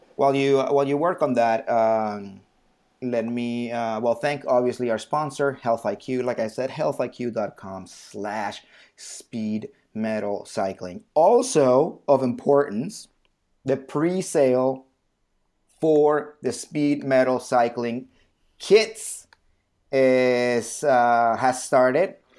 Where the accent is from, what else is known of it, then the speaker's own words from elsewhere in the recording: Bogotá, Colombia; I was born in Bogota